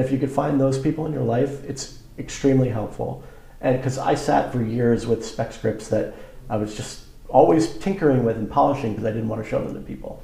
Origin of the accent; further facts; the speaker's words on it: Long Island, New York, United States; growing up on Long Island